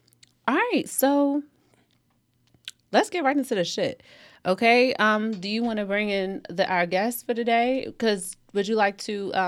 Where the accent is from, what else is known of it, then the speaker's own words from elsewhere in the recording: Upper Marlboro, Maryland, United States; I'm from Upper Marlboro.